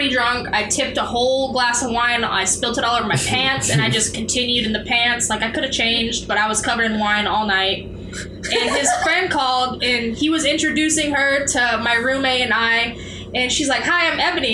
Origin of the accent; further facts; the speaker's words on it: Washington, United States; I'm from Washington State.